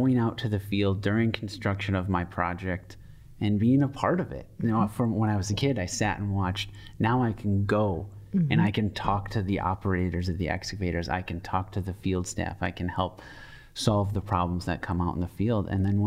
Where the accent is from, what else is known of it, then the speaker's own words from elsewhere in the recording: Hartland, Wisconsin, United States; now in Madison, United States; I grew up in a suburb of Milwaukee, Heartland